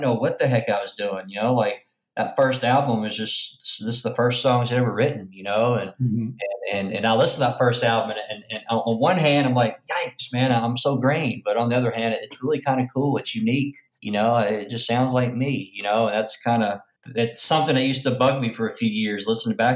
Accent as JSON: {"language": "English", "region": "Arkansas", "country": "United States", "moved": "yes", "lives_now": "Memphis, United States", "said": "So I'm from Pompa, Arkansas"}